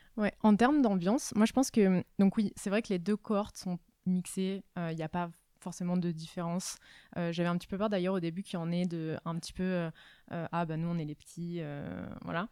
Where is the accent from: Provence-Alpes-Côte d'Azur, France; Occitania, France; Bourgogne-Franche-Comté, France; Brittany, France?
Provence-Alpes-Côte d'Azur, France; Var; moved away as an adult; also born or lived in Nice; now in Paris, France; moi je viens du sud de la France, du Var. donc je suis arrivée à Paris il y a six ans